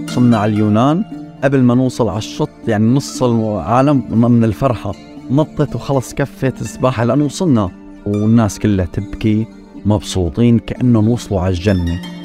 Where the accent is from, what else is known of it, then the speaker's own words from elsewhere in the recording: Nawa, Daraa Governorate, Syria; moved away as an adult; also born or lived in Kuwait / Damascus / Lebanon; now in London, United Kingdom; نحن اصلنا من درعا ضيعه اسمها ضيعه نوى